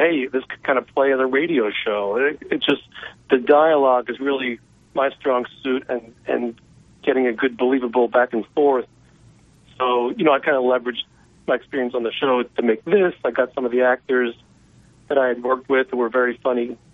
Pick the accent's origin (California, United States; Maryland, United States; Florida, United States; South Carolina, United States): California, United States; San Francisco; I live in San Francisco